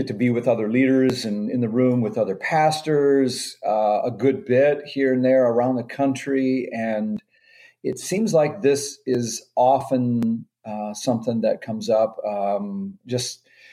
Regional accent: Minnesota, United States; moved away as an adult; now in Maryland, United States; I'm from Minnesota originally

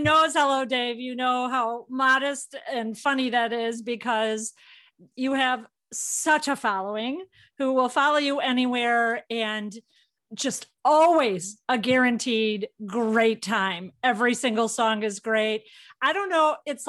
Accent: Chicago, Illinois, United States; I come from Chicago, huge animal lover. I was president of an animal organization for 20 years there.

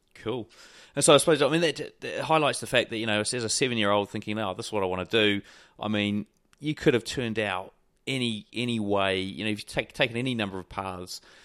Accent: Wellington, New Zealand; my hometown in Wellington

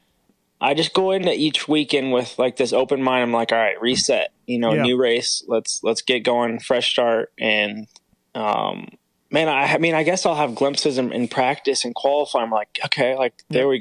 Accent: California, United States; moved away as an adult; now in Florida, United States; Growing up in Cali

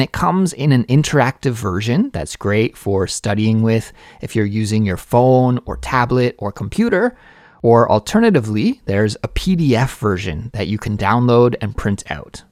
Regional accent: Canada; now in South Korea; a Canadian living abroad in South Korea

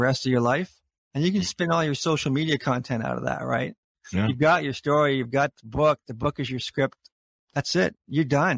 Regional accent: Canada; as Canadians

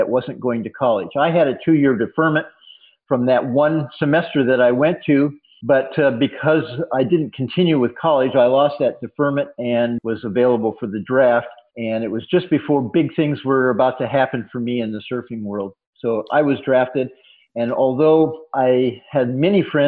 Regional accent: San Diego, California, United States; also born or lived in Boston / Washington State; now in Maine, United States; I was raised in San Diego. My family is originally from Washington State. My father was getting his PhD in sociology in Boston when I was born. But basically, I was raised in San Diego and grew up with a surfboard.

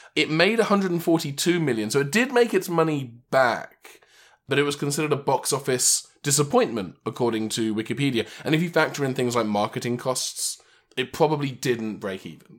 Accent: England, United Kingdom; moved away; my hometown back in England

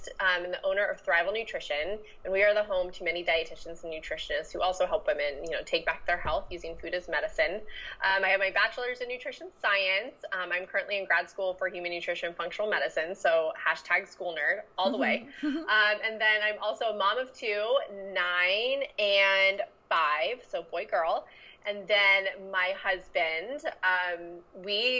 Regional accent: Central Florida, United States; moved away as an adult; now in Austin, United States; I'm from Florida, though, so like Central Florida, but I'm in Austin

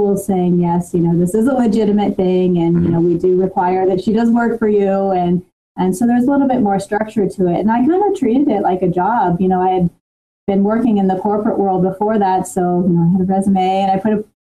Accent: New Jersey, United States; moved away as an adult; also born or lived in Washington, D.C.; I grew up in New Jersey

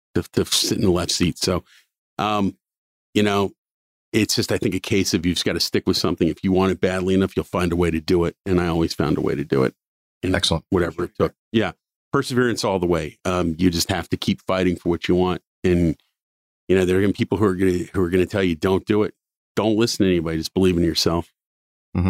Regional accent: Cincinnati, Ohio, United States; I grew up in Cincinnati for the most part

